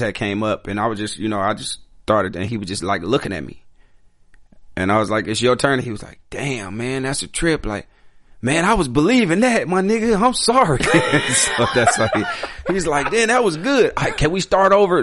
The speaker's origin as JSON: {"language": "English", "town": "Chicago", "region": "Illinois", "country": "United States", "tie": "born or raised there", "said": "I'm from Chicago, so I grew up in an all black neighborhood"}